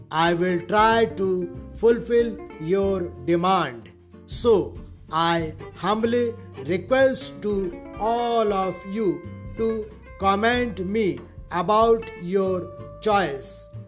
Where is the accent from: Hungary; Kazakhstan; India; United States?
India; I am from Great India.